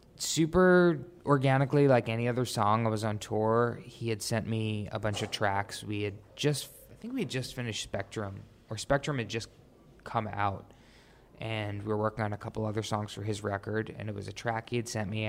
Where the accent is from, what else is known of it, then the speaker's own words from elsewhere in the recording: New York, United States; I grew up in New York, really musical family